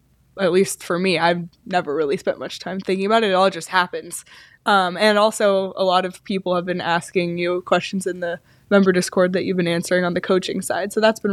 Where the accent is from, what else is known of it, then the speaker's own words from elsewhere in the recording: Toronto, Ontario, Canada; And that is because I grew up in Toronto, but my dad was so anti-Leafs because the Leafs were just so bad for so long.